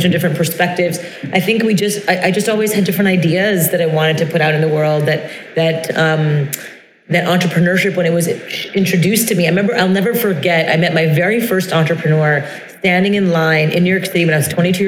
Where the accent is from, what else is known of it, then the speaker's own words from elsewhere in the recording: Brossard, Quebec, Canada; I grew up in Montreal, Canada, in French Montreal, the South Shore of Montreal, in a town called Brossard